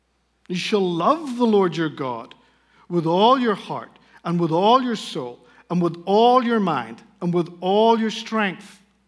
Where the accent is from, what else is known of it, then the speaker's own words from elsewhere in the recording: Spain; accent: Northern Irish; I speak Spanish. I grew up in Spain as a missionary kid. Now, that's hard to understand in light of my Shrek-like Northern Irish accent, but I grew up in a Christian home.